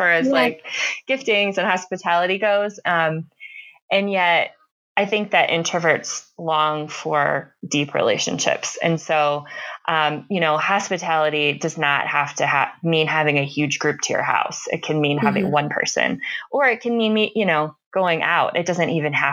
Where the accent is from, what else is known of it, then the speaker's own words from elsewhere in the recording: Tampa, Florida, United States; also born or lived in Chicago; now in northern Colorado, United States; I grew up in Tampa, mm-hmm. Florida